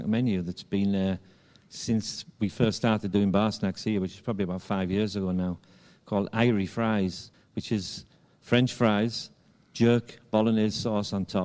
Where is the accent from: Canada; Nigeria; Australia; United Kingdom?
United Kingdom; England; moved away as an adult; also born or lived in Bahamas / Barbados / Mauritius; now in Jamaica; I am Jamaican now, but originally from England